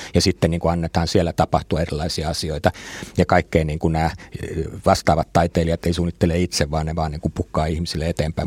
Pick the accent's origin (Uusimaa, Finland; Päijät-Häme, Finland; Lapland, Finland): Uusimaa, Finland; Helsinki; mä itse olen Itä-Helsingistä